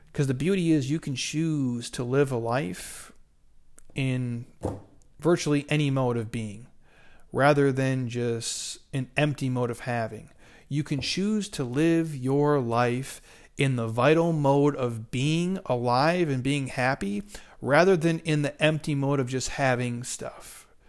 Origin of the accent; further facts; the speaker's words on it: Midwest, United States; I grew up in the Midwest